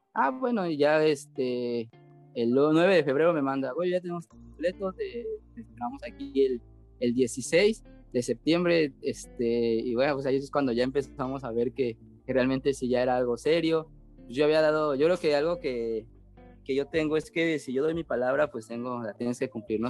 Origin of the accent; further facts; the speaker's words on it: Tlalnepantla, State of Mexico, Mexico; yo nací ahí en el Estado de México, en Tlanepantla. Eh, sigo viviendo ahí, siempre he vivido ahí.